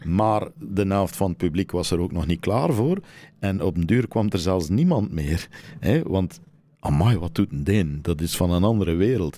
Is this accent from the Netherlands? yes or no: no; Flanders, Belgium; moved away as an adult; also born or lived in France; als Belg